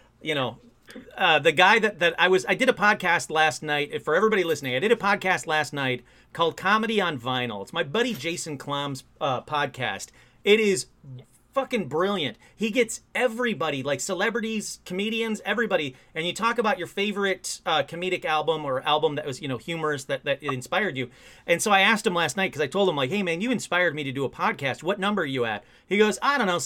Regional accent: Michigan, United States; now in California, United States; I grew up in Michigan, but I don't remember it

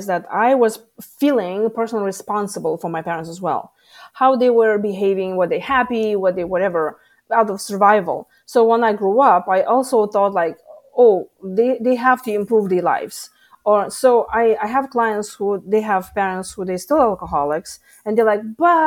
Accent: Lithuania; moved away as an adult; now in United States; I come from Lithuania.

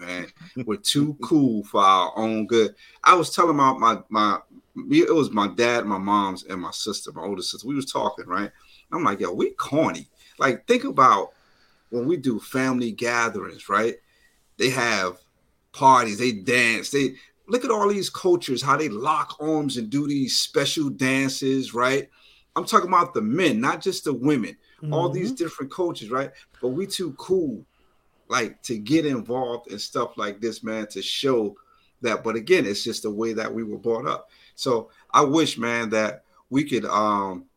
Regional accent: Paterson, New Jersey, United States; I'm from Paterson, New Jersey

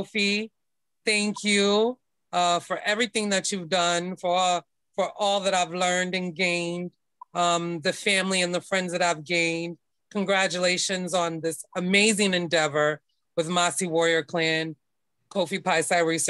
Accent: Daytona Beach, Florida, United States; I am from Daytona Beach, Florida. I like to represent the Florida Geechee Girl life

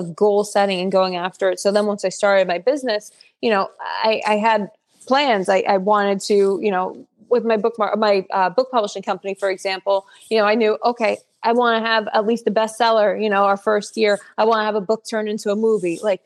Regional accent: Woodbridge, New Jersey, United States; I've always lived in New Jersey. I'm the 6th generation. My family's live in New Jersey. So I grew up in Woodbridge, which is more city-ish

